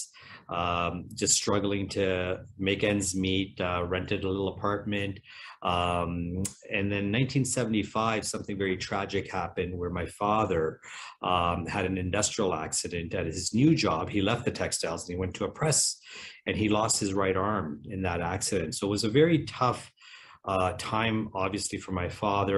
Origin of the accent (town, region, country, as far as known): Cambridge, Ontario, Canada; born or raised there; also born or lived in England